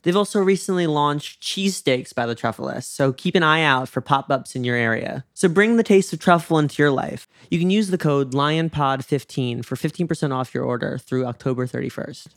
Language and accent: English; New York, United States; I grew up in New York